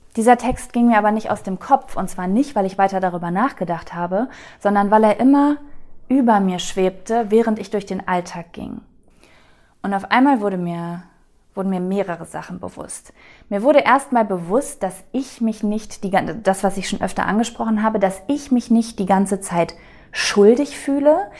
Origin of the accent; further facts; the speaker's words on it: North Rhine-Westphalia, Germany; moved away; ich bin äh, in Ostwestfalen groß geworden